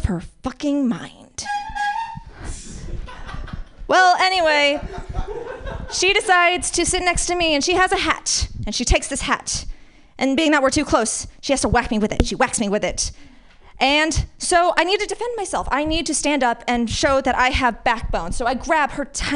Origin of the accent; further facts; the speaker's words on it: Las Vegas, Nevada, United States; also born or lived in San Francisco Bay Area; now in San Francisco, United States; I grew up in Las Vegas at first, so it's nice and sunny